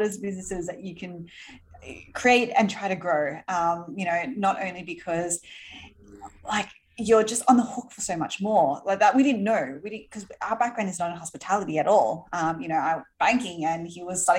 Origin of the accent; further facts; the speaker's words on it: Sydney, New South Wales, Australia; moved away as an adult; now in New York City, United States; I grew up in Sydney in Australia.